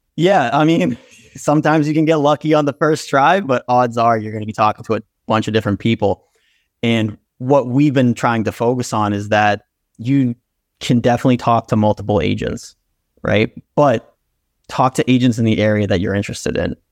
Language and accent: English; Brookline, Massachusetts, United States; also born or lived in Brighton, Massachusetts; I'm originally from Brookline, Mass. So I've been in the city for my entire life, currently in Brighton, Mass.